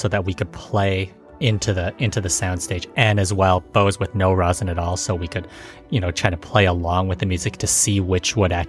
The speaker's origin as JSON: {"language": "English", "country": "Canada", "said": "as the Canadian on the show"}